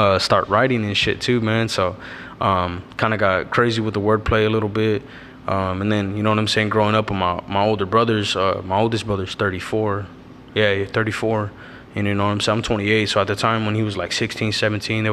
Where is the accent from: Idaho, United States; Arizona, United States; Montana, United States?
Arizona, United States; Avondale; I'm from Avondale, Arizona, Dodge City. I pretty much was fucking born and raised in this city